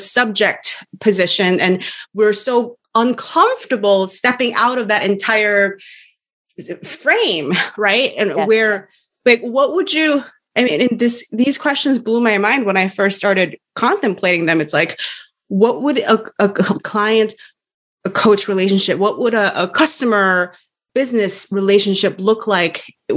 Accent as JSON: {"language": "English", "country": "South Korea", "said": "we Koreans have sort of native ways of acknowledging"}